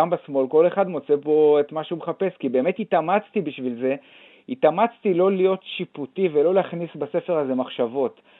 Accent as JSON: {"language": "Hebrew", "region": "Judea and Samaria", "country": "Israel", "tie": "born or raised there", "said": "גדלתי ביישוב נורמלי שהוא היה בשומרון, הייתה אידיאולוגיה של ארץ ישראל השלמה"}